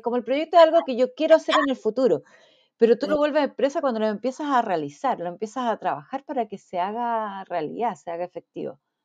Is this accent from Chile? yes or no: yes; Chile; moved away as an adult; now in Brisbane, Australia; los chilenos somos acogedores, no lo somos